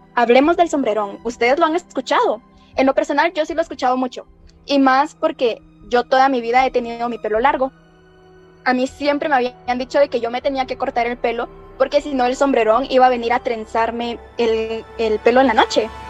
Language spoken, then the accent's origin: Spanish; Guatemala; son parte de nuestra tradición oral como guatemaltecos